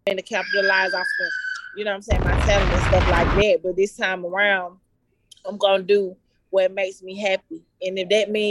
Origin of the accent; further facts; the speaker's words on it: Atlanta, Georgia, United States; also born or lived in Decatur / Lithonia / Stone Mountain / East Point; I was born in Grady Memorial Hospital. I was raised in Mechanicsville, West Side Zone 3